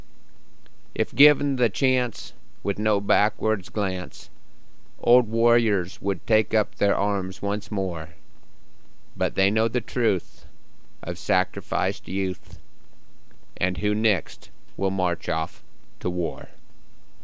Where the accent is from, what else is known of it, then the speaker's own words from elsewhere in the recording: Broken Bow, Nebraska, United States; my hometown of Broken Bow, Nebraska